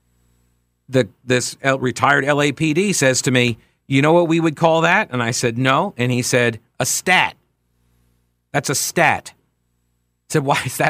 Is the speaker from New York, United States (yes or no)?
yes; Long Island, New York, United States; now in North Carolina, United States; I'm originally from Long Island